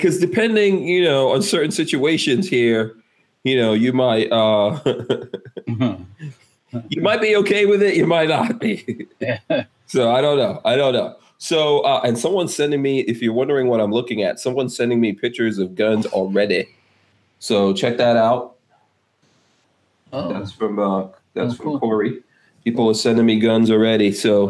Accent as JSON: {"language": "English", "town": "New York City", "region": "New York", "country": "United States", "tie": "born or raised there", "also_born_or_lived": "New Jersey", "moved": "as an adult", "lives_now": "Florida, United States", "said": "I grew up in New York"}